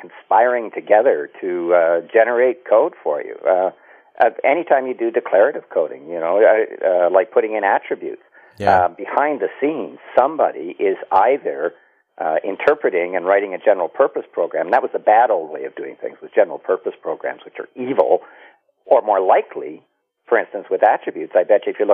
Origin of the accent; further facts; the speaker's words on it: Canada; I'm a Canadian.